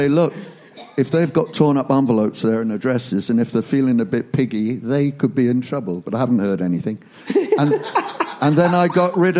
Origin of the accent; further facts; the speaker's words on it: London, United Kingdom; moved away; also born or lived in France; being a bit of a London boy